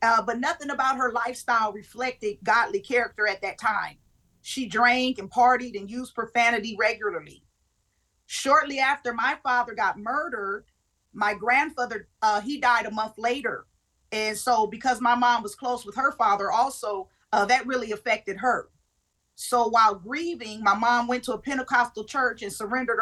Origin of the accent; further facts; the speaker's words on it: California, United States; Originally, I'm born and raised in California.